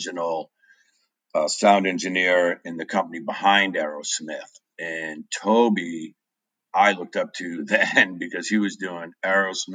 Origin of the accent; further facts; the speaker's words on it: Derry, New Hampshire, United States; moved away as an adult; also born or lived in Manchester, New Hampshire / Europe; I was born in Manchester, raised in Derry